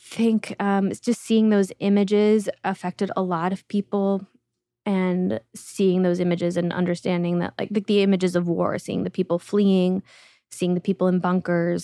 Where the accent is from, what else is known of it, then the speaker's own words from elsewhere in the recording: Uzbekistan; moved away; I was born in Uzbekistan